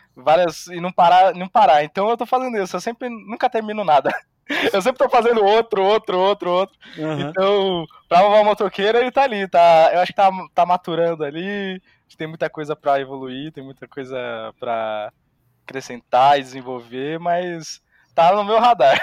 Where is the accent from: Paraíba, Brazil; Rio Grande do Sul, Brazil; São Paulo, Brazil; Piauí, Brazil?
São Paulo, Brazil; Santos; eu sou de Santos